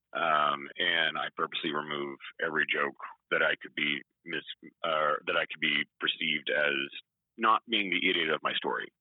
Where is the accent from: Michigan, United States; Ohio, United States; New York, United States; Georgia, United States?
Georgia, United States; Atlanta; I'm from Atlanta